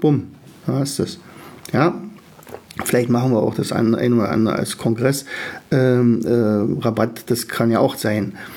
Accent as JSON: {"language": "German", "country": "Germany", "said": "als Deutsche"}